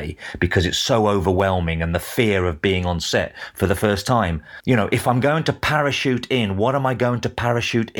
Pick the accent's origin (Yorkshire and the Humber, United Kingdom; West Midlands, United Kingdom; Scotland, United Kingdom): West Midlands, United Kingdom; moved away; also born or lived in Los Angeles; I'm from the Midlands originally, the West Midlands